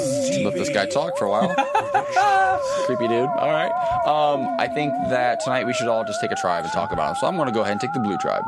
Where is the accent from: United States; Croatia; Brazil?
United States; Ohio; Ohio, my home state.